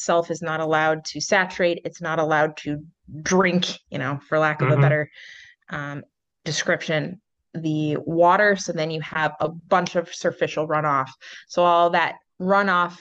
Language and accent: English; Midwest, United States; moved away; I'm from the Midwest